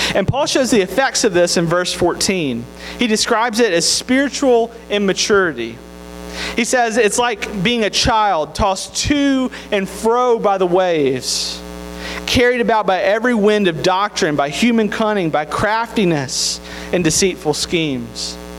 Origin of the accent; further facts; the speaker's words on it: Tupelo, Mississippi, United States; I'm from Mississippi